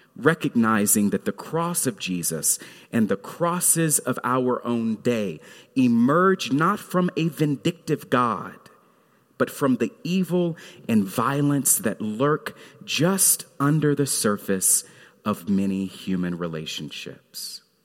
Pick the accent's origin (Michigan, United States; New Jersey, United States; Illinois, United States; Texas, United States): Texas, United States; Fort Worth; Mount Carmel Missionary Baptist Church in Fort Worth, Texas, where I grew up.